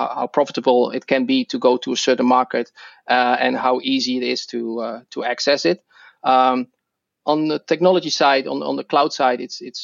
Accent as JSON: {"language": "English", "country": "Netherlands", "accent": "Dutch", "second_language": "English", "moved": "as an adult", "lives_now": "Seattle, United States", "said": "I'm originally Dutch, so that's my accent."}